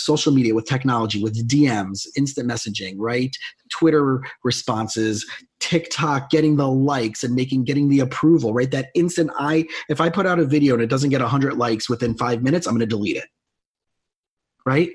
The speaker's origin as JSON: {"language": "English", "region": "South Florida", "country": "United States", "tie": "born or raised there", "also_born_or_lived": "Long Island", "moved": "as an adult", "said": "I grew up in South Florida"}